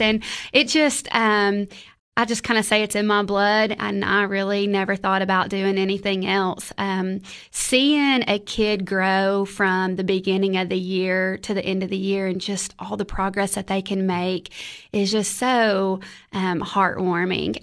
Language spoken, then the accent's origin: English; Crossville, Tennessee, United States; moved away as an adult; also born or lived in Cookeville, Tennessee; born and raised in Crossville, Tennessee